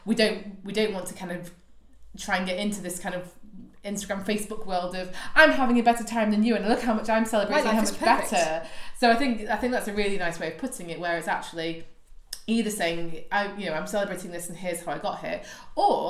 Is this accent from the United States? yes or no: no; United Kingdom; me being British